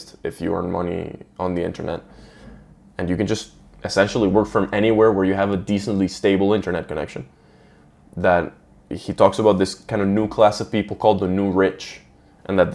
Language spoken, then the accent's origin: English; Venezuela; moved away; I was raised in Venezuela